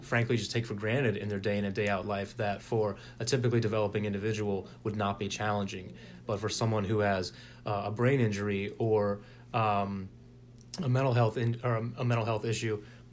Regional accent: Springfield, Virginia, United States; now in Richmond, United States; from Springfield, Virginia, originally, and moved down here New Year's Day 2005.

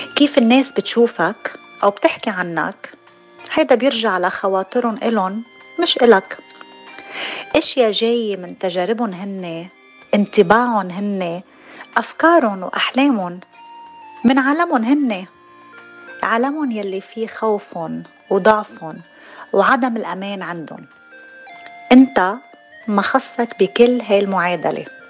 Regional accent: Hammana, Mount Lebanon, Lebanon; now in California, United States; من تخناي من لبنان اكشلي انا من حمانه

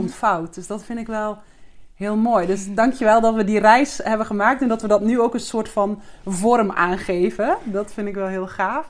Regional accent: Zeeuws-Vlaanderen, Zeeland, Netherlands; now in Alkmaar, Netherlands; Ik woon met mijn vriend in Alkmaar. Maar ik ben geboren in Zeeuws-Vlaanderen

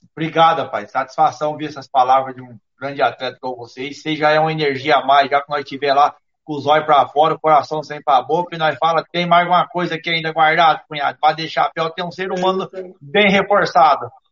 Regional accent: Brazil; todos nós brasileiros

